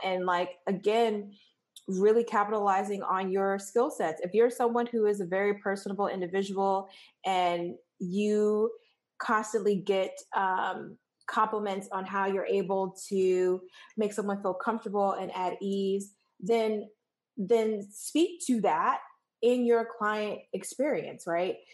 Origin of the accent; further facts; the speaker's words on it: New York, United States; moved away as an adult; now in Washington, D.C., United States; I'm originally from New York